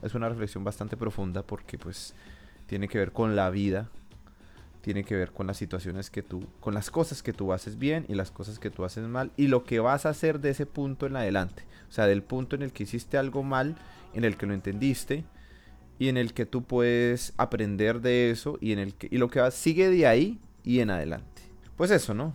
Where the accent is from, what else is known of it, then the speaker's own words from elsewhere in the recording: Colombia; mi país